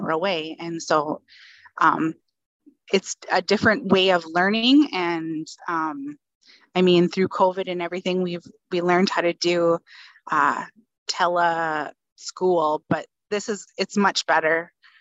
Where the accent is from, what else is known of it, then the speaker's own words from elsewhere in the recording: Northern Minnesota, United States; also born or lived in Fargo, North Dakota; I'm originally from Northern Minnesota